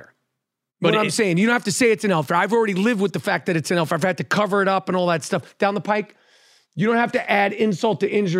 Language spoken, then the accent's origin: English; New York, United States; I'm from New York.